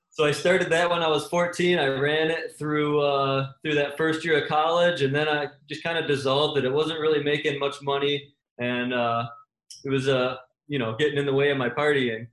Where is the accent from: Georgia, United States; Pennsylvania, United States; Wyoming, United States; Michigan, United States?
Michigan, United States; I'm from Michigan